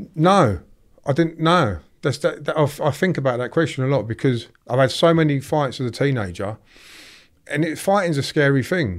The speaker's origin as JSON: {"language": "English", "town": "Draughton", "region": "East Midlands", "country": "United Kingdom", "tie": "born or raised there", "said": "I grew up in a little, uh, village in Northamptonshire called Drawton"}